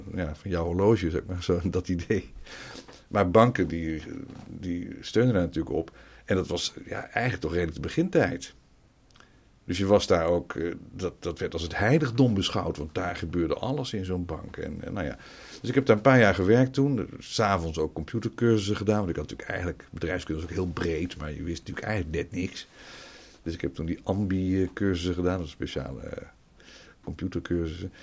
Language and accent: Dutch; Nijmegen, Gelderland, Netherlands; moved away as an adult; also born or lived in Utrecht / Almelo / Leiden / Wageningen; ik kwam natuurlijk uit Nijmegen daar ben ik eh, verder opgegroeid. Dus Almelo een stukje en verder van mijn vijfde tot mijn achttiende heb ik in Nijmegen gewoond